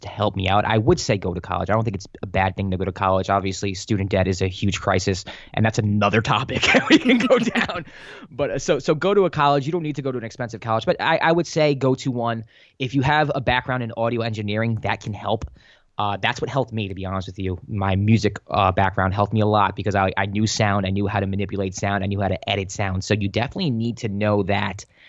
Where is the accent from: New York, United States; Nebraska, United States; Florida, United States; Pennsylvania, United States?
New York, United States; New York City; moved away as an adult; also born or lived in Los Angeles; I was born in, uh, the Bronx, Our Lady of Mercy Hospital.